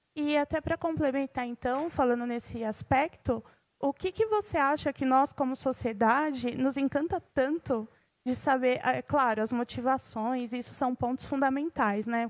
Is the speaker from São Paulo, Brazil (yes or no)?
yes; São Paulo, Brazil; sou aqui de São Paulo mesmo